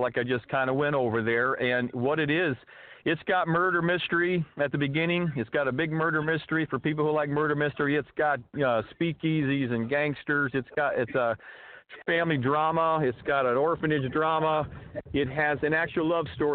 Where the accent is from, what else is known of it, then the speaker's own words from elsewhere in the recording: Tempe, Arizona, United States; moved away as an adult; now in Los Angeles, United States; I grew up in Tempe. I went to school there. I'm currently living in L.A.